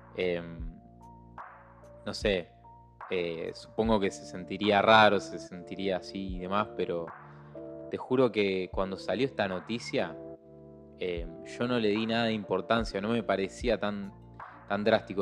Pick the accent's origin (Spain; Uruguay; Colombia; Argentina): Argentina; yo soy re orgulloso de mi país.